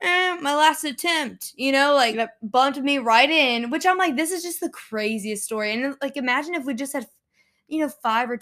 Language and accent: English; Lafayette, Louisiana, United States; moved away; Okay, and we're from Lafayette.